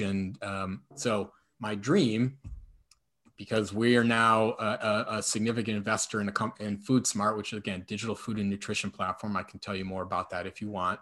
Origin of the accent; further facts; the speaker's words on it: shores of Lake Erie, Midwest, United States; moved away; I grew up on the shores of Lake Erie and now live on the shores of Lake Michigan